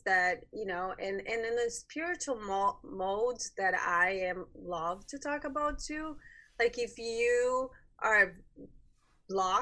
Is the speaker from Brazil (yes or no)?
yes; Brazil; moved away as an adult; now in United States; I'm from Brazil